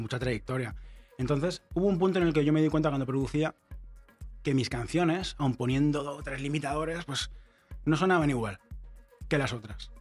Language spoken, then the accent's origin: Spanish; Barcelona, Catalonia, Spain; yo soy de Barcelona